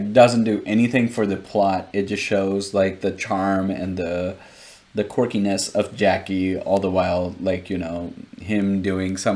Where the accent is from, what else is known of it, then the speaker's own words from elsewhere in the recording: India; as an Indian viewer